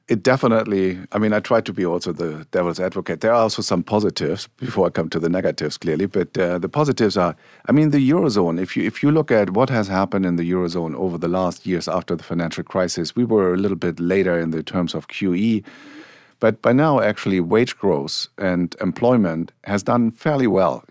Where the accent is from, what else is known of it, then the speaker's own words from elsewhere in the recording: Germany; accent: German; English is a second language; moved away; my home country, you figured out I have a German accent